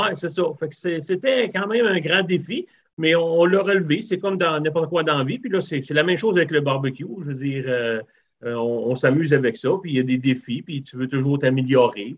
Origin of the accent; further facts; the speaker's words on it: Rivière-du-Loup, Quebec, Canada; moved away as an adult; also born or lived in Northern Ontario; now in Ontario, Canada; je suis originaire de Rivière-du-Loup, Québec. OK. Euh, grandi là jusqu'à l'âge de 20 ans. Et puis après ça, je me suis emmené en Ontario.